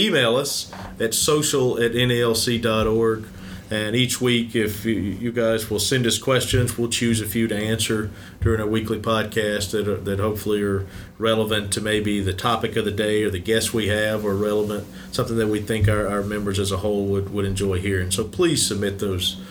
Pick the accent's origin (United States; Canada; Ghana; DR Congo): United States; Mississippi; I'm from Mississippi